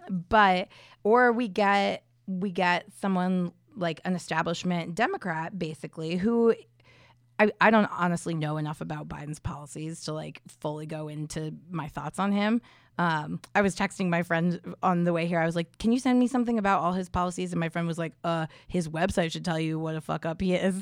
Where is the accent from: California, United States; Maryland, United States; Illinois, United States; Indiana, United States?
Indiana, United States; I'm from Indiana, I grew up there